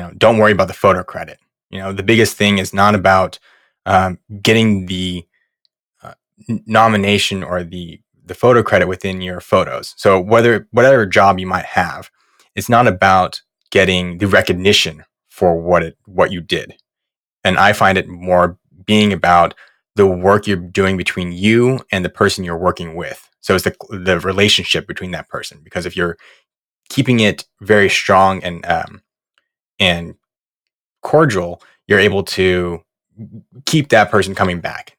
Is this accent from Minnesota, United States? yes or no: no; right outside of Los Angeles, Southern California, United States; moved away as an adult; also born or lived in New York; grew up in Southern California, right outside of L